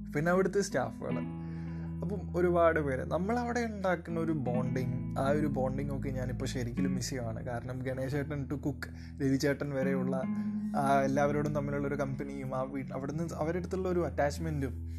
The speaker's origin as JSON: {"language": "Malayalam", "town": "Kozhikode", "region": "Kerala", "country": "India", "accent": "Kozhikode slang", "said": "ഞാൻ കോഴിക്കോട് സ്ലാങ്ങിലാണ് കുറേയൊക്കെ സംസാരിച്ചുകൊണ്ടിരുന്നത്"}